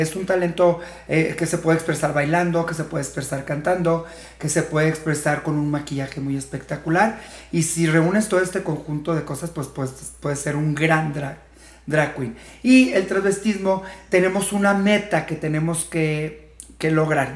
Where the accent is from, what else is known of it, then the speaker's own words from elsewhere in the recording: Fresnillo, Zacatecas, Mexico; also born or lived in Tijuana; now in Guadalajara, Mexico; soy de Fresnillo, Zacatecas, pero más de 20 años viniendo por acá esporádicamente